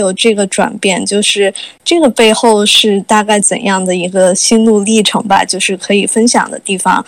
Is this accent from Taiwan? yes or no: no; China; 作为一个中国人在北美的中国工作室和北美的这种本土工作室，呃，有这样的工作的体验